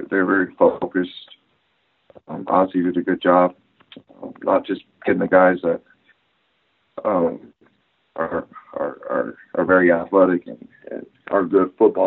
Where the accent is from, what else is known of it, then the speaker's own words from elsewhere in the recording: San Diego, California, United States; moved away as an adult; also born or lived in Oklahoma; We're all from San Diego